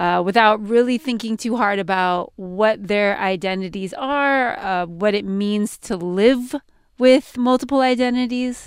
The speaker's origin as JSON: {"language": "English", "region": "California", "country": "United States", "tie": "born or raised there", "said": "I'm from California, California born and raised"}